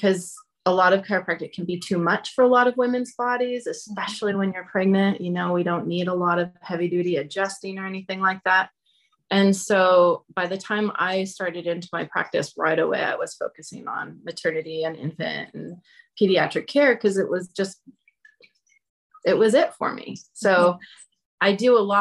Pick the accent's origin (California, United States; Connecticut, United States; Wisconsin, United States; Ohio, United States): California, United States; Nevada City; moved away as an adult; I grew up in Nevada City